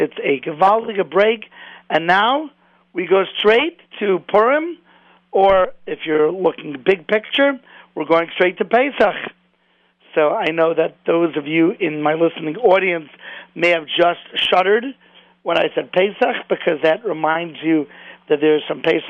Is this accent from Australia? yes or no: no; Cleveland, Ohio, United States; moved away; I'm originally from Cleveland